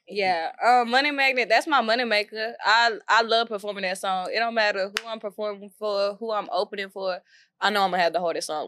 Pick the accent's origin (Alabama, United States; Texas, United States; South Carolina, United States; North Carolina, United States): Texas, United States; Waco; moved away as an adult; now in Dallas, United States; I'm from South Waco, Waco, Texas.